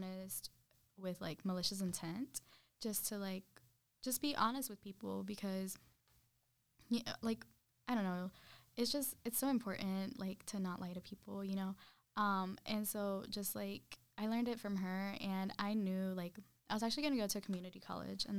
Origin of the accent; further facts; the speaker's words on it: Randleman, North Carolina, United States; also born or lived in Zacatecas, Mexico; I'm from Randleman, North Carolina. And as the name implies, it's a very small town